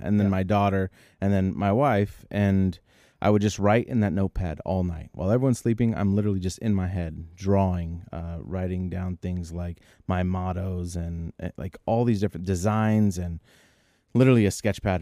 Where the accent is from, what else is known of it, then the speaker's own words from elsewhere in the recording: Bay Area, California, United States; we're from the Bay Area